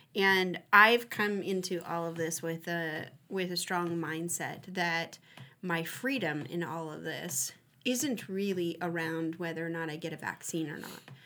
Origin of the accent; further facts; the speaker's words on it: United States; here in America, I I, I have an understanding as an American